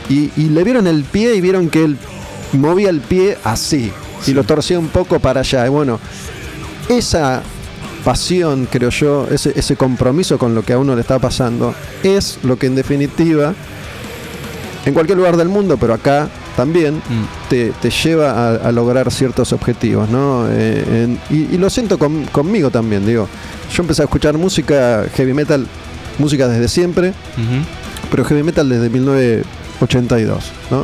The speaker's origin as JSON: {"language": "Spanish", "country": "Argentina", "said": "yo que soy de Argentina"}